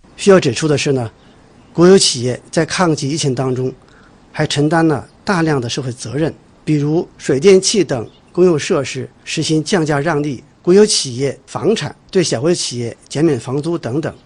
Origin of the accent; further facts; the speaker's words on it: Hong Kong; 作为香港人